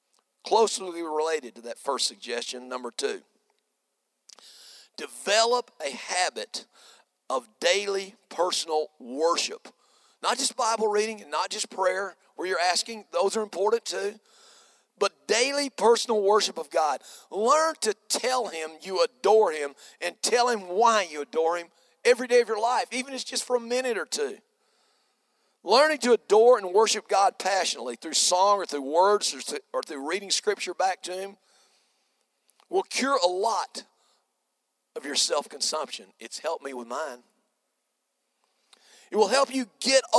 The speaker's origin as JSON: {"language": "English", "country": "United States", "said": "I'm an American"}